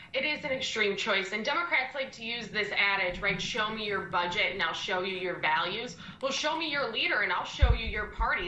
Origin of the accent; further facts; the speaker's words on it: Indiana, United States; represent my hometown in Congress, to be governor of Indiana